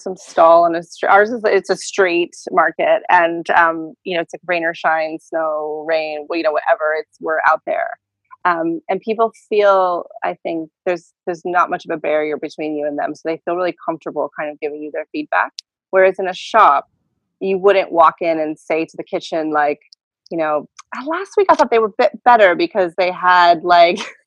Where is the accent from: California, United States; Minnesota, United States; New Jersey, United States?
California, United States; moved away as an adult; now in London, United Kingdom; growing up in California